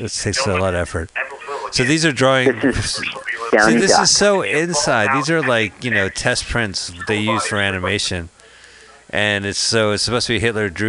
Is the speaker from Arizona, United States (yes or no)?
no; New Jersey, United States; now in San Francisco, United States; we're from New Jersey